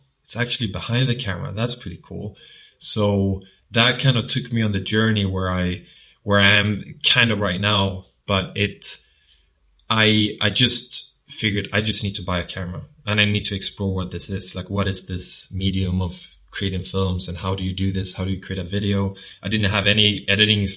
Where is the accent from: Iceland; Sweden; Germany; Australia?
Sweden; southern Sweden; accent: southern; moved away as an adult; now in London, United Kingdom; I'm from Sweden, and I've lived in London now for 3 years